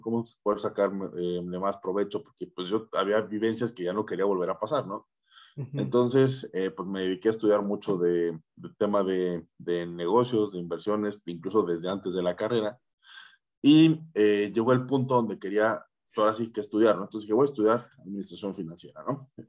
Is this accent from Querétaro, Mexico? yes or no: yes; Querétaro, Mexico; Yo soy de Querétaro